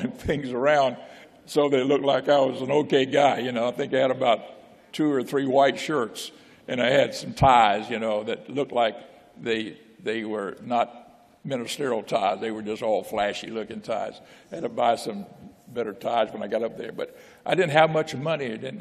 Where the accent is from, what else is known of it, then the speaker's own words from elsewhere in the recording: Florida, United States; moved away as an adult; I grew up in Florida. You know, Pensacola, Miami, Tampa, you know. My dad was working, it's construction work